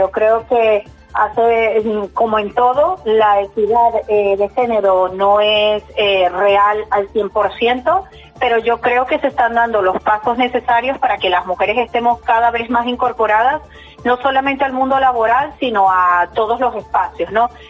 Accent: Venezuela; now in Basauri, Spain; mujer migrada de Venezuela de hace muchos años, desde el 2002 estoy aquí. Soy basauritarra, de acogida. Mi pueblo de acogida es Basauri

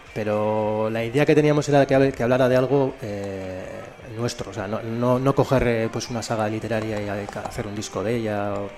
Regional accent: Elorrio, Basque Country, Spain; yo soy del Orrio

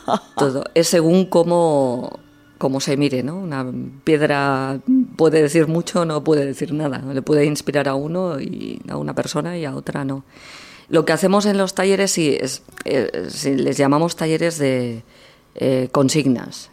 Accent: Martorell, Catalonia, Spain; Estuve, estuve 11 años eh, seguidos en una radio municipal en mi pueblo, en Radio Martorell

